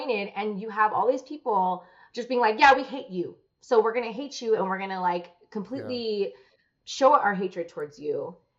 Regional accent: Philippines; well, I'm Filipino, so I'll make keto food, Filipino food.

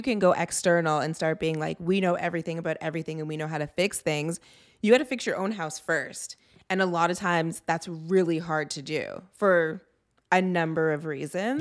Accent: Toronto, Ontario, Canada; I grew up in the G T

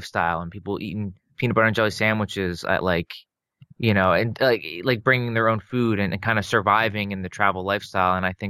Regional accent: New Jersey, United States; moved away as an adult; also born or lived in Florida / Mississippi; I grew up in New Jersey and I went to Florida for college.

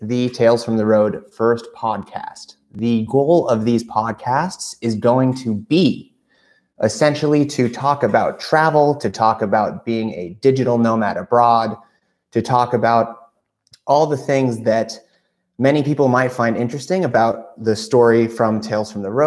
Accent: United States; moved away as an adult; also born or lived in Albania; now in North Macedonia; being from the US

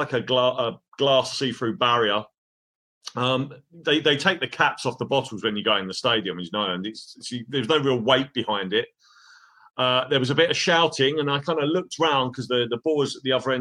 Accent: London, United Kingdom; moved away as an adult; now in Seville, Spain; I'm from London. I'm a Crystal Palace fan, season ticket holder when I was younger

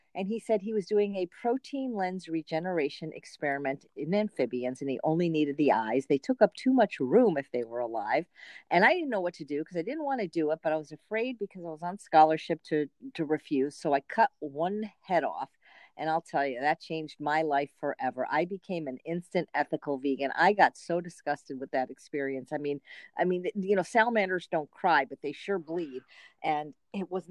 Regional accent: Chicago, Illinois, United States; also born or lived in Los Angeles, California; now in Indio, United States; Chicago, Illinois

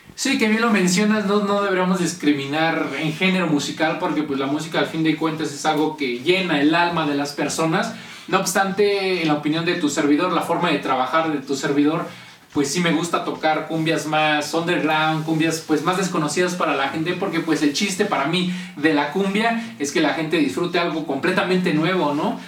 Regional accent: Mexico; aquí en México, que es como lo irónico, ¿no? Que somos mexicanos orgullosos de nuestras raíces

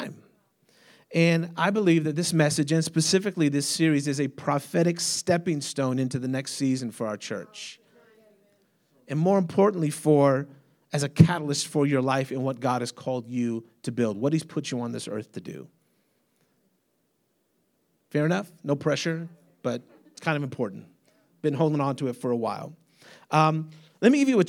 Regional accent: United States; I'm an American.

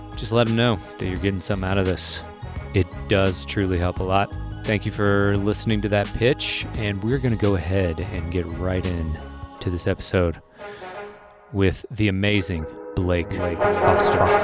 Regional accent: Lexington, Kentucky, United States; I grew up in Kentucky, in the middle of Kentucky.

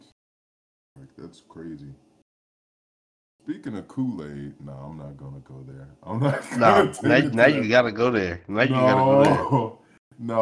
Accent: United States; as an American

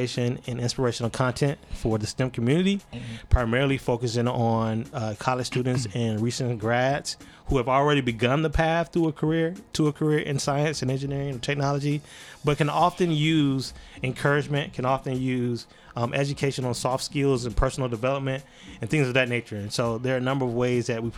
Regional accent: Alabama, United States; also born or lived in South Georgia; now in North Carolina, United States; I would say Alabama

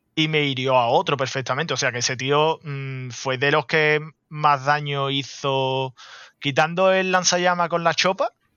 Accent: Andalusia, Spain; como buen andaluz

